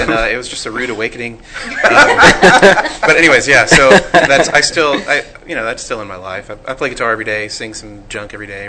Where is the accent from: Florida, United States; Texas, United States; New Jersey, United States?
Texas, United States; Bedford; I grew up in Bedford, Texas, just right here.